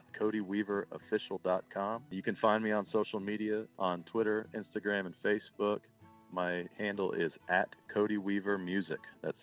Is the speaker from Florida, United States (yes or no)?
yes; Florida, United States; As silly as it sounds, I'm from Florida, and we spend a lot of time around them.